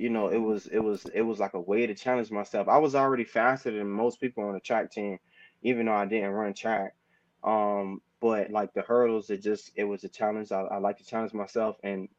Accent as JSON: {"language": "English", "town": "Kansas City", "region": "Missouri", "country": "United States", "tie": "born or raised there", "said": "Obviously, me being a Miami boy growing up in Kansas City, the U is where I wanted to go"}